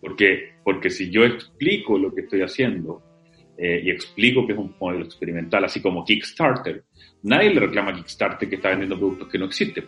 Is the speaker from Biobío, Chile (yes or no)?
no; Antofagasta, Chile; moved away; soy antofagastino